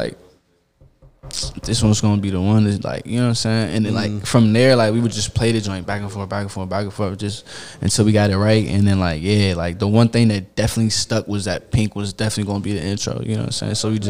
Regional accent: Florida, United States; born there; I'm like halfway from Florida, for like, I was born in Florida, and like my father's side was from Florida and shit like that.

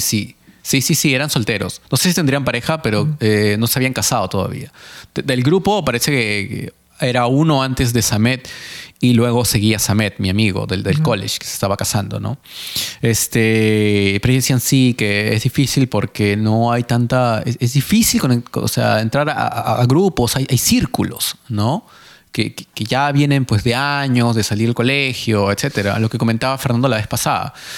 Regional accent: Peru; now in Mississauga, Canada; yo, que soy peruano

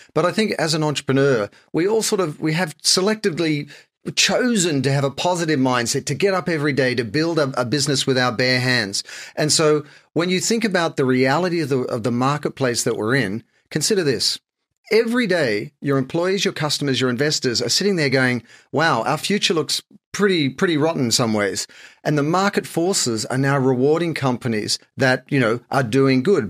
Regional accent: Sydney, New South Wales, Australia; moved away as an adult; also born or lived in Japan / France / London; I'm like any other Aussie. I grew up in Sydney, spent a lot of time on the beaches

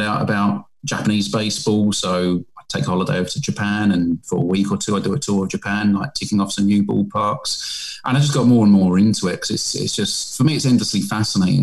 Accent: England, United Kingdom; accent: British; moved away as an adult; also born or lived in South Korea; I'm a British guy, as you can tell by my accent

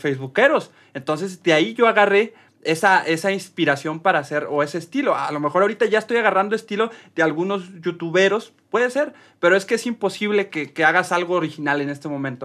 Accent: Mexico; como cualquier mexicano

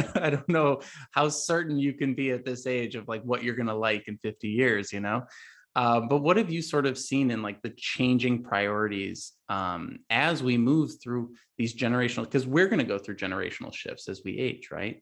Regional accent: Chicago suburbs, Illinois, United States; I grew up in the Chicago suburbs

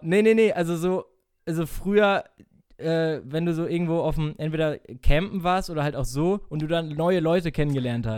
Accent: North Rhine-Westphalia, Germany; wir kommen auch aus NRW

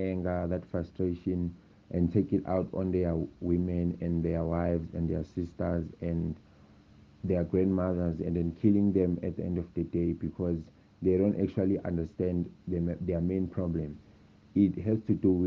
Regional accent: Benoni, Gauteng, South Africa; I'm from Kingsway, Benoni

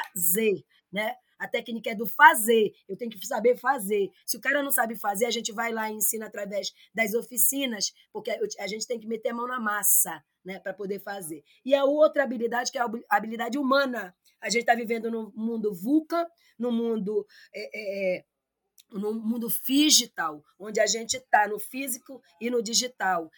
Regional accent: Nova Olinda do Norte, Amazonas, Brazil; now in Manaus, Brazil; eu sou daqui do Amazonas, eu sou de Nova Olinda do Norte

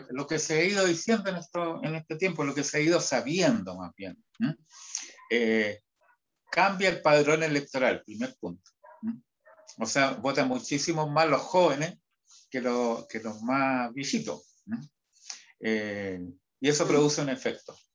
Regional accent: Huasco, Atacama, Chile; Ah, bueno, vengo, vengo de Huasco, que está...

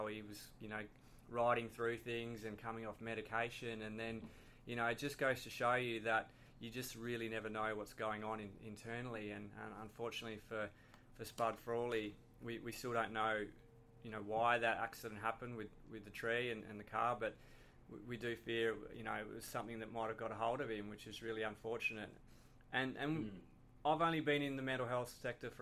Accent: Tasmania, Australia; We're both from Tasmania

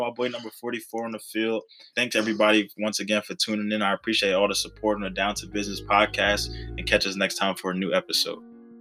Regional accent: Philadelphia, Pennsylvania, United States; growing up in Philadelphia

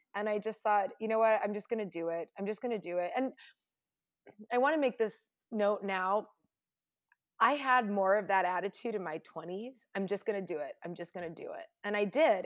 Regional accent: Indiana, United States; moved away; I grew up in Indiana

